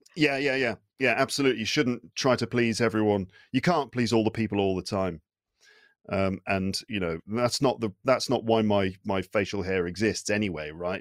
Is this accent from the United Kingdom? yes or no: yes; United Kingdom; first language English; now in France; I'm from the U K.